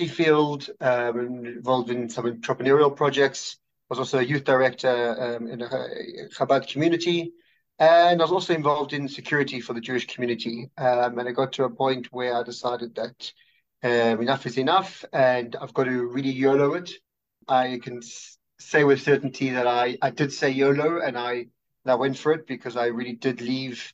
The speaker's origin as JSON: {"language": "English", "town": "Johannesburg", "region": "Gauteng", "country": "South Africa", "tie": "born or raised there", "also_born_or_lived": "Australia / New York", "moved": "as an adult", "lives_now": "Israel", "said": "I grew up in Johannesburg"}